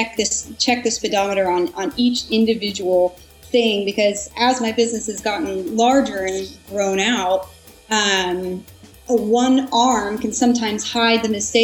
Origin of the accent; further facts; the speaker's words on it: Portland, United States; I'm originally from Portland and living here